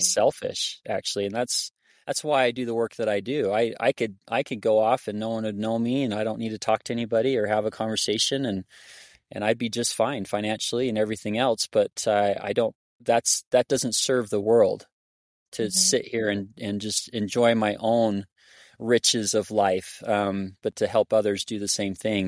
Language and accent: English; Arizona, United States; now in Hyrum, United States; I grew up in Arizona